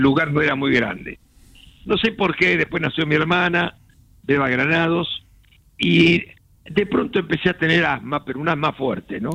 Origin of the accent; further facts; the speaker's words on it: Buenos Aires, Argentina; yo nací en San Telmo, en una casona de San Telmo